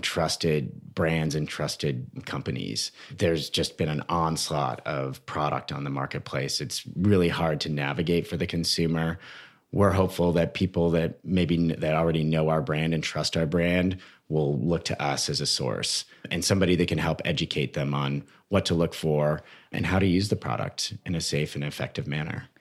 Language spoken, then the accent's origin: English; Toronto, Ontario, Canada; moved away as an adult; also born or lived in British Columbia; now in United States; I grew up in Toronto.